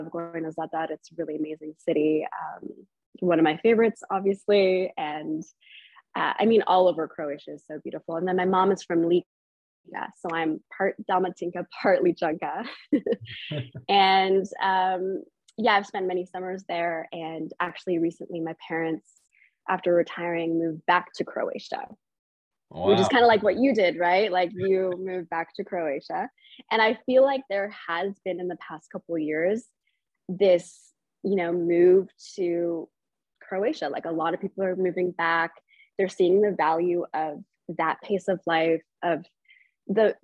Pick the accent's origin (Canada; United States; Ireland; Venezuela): Canada; I was born here in Canada, so I'm first generation